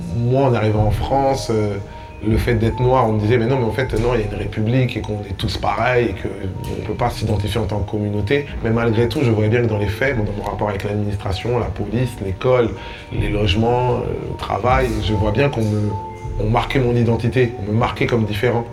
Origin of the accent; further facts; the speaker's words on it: Kinshasa, DR Congo; moved away; J'ai grandi dans la grande maison de ma grand-mère à Kinshasa